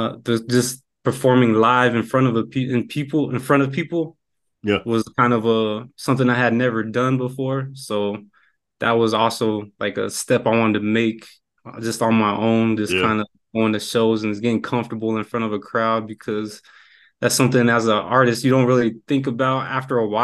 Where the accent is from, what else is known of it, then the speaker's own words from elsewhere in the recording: Alamogordo, New Mexico, United States; now in Albuquerque, United States; I'm originally from Alamogordo, New Mexico